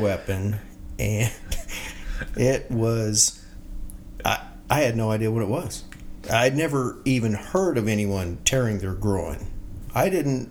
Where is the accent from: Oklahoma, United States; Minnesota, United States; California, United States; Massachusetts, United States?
Oklahoma, United States; Bethany; I grew up here in Bethany, Oklahoma.